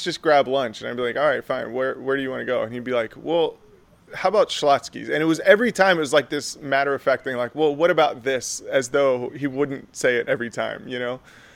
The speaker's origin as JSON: {"language": "English", "town": "Plano", "region": "Texas", "country": "United States", "tie": "born or raised there", "said": "I actually am from Dallas too. I grew up in Plano"}